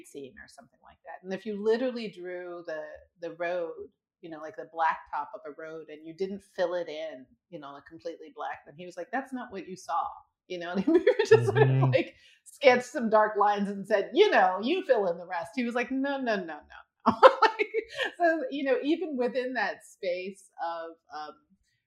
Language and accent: English; Washington, District of Columbia, United States; we grew up in Washington, D.C.